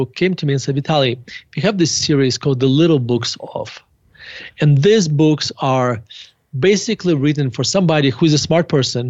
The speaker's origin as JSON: {"language": "English", "town": "Murmansk", "region": "Murmansk Oblast", "country": "Russia", "tie": "born or raised there", "moved": "yes", "lives_now": "Denver, United States", "said": "I was born in Murmansk, Russia"}